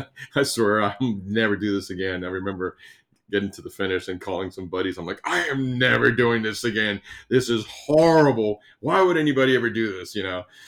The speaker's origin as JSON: {"language": "English", "country": "Cuba", "moved": "yes", "said": "I'm from Cuba"}